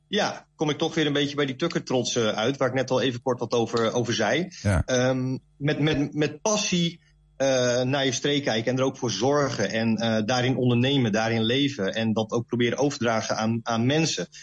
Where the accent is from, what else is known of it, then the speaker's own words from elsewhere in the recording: Leeuwarden, Friesland, Netherlands; moved away as an adult; now in Zwolle, Netherlands; Ik ben dus van oorsprong een Fries. Ik ben geboren in Leeuwarden